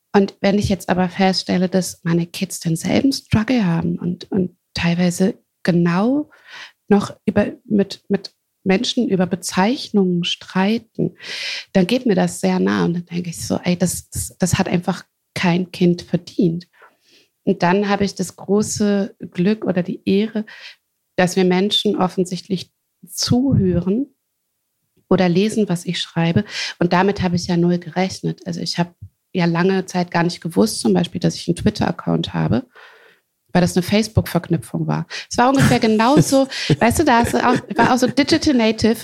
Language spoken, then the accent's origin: German; Hagen, North Rhine-Westphalia, Germany; also born or lived in Wuppertal; ich äh, bin in Ruhrpott geboren, in Hagen.